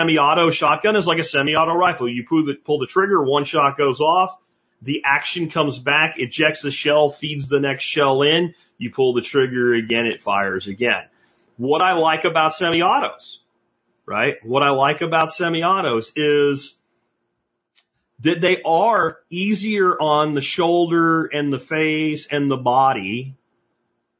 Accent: Pennsylvania, United States; When I was growing up in Pennsylvania

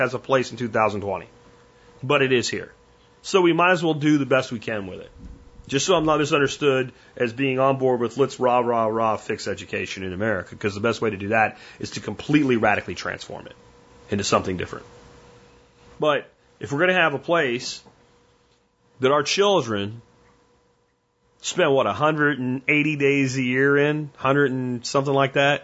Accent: Pennsylvania, United States; also born or lived in Florida; I grew up in Florida before we moved to Pennsylvania

